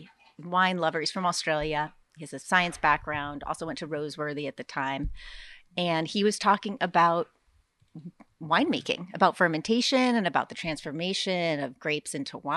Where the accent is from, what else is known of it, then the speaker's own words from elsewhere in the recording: Washington, District of Columbia, United States; moved away; I grew up in Washington, D.C.